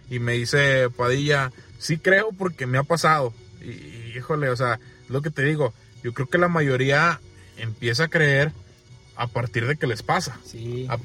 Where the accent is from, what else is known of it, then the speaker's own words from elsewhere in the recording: Mexico; Somos como buenos mexicanos